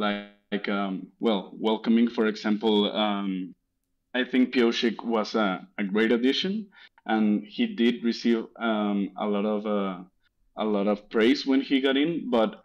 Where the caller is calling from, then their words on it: Monterrey, Nuevo León, Mexico; English is a second language; I'm calling from Monterrey, Mexico.